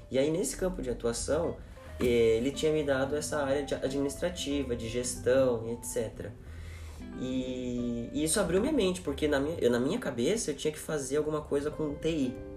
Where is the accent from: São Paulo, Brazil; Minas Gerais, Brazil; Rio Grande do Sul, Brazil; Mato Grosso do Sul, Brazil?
São Paulo, Brazil; Cotia; nascido em São Paulo, mas crescido em Cotia